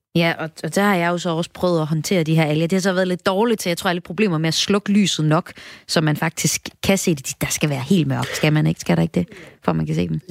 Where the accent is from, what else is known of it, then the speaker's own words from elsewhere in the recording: North Jutland, North Denmark Region, Denmark; nu kommer jeg op fra Nordjylland